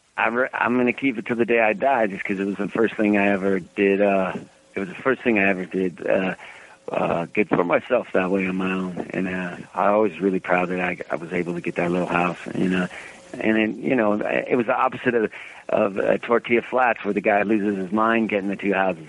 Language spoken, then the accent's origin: English; Reno, Nevada, United States; growing up in Reno